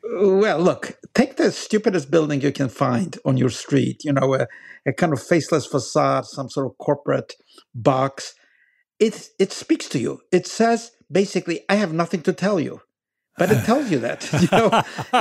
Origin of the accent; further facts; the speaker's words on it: Poland; I grew up in Poland after, uh, after the war